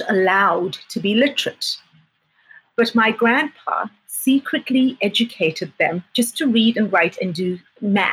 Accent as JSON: {"language": "English", "country": "South Africa", "tie": "born or raised there", "also_born_or_lived": "Southeast Asia / Germany", "first_language": "English", "moved": "yes", "lives_now": "New Zealand", "said": "growing up in South Africa, growing up on a farm"}